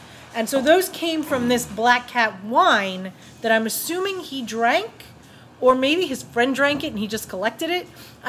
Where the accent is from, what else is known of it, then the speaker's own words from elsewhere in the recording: New York, United States; growing up in New York.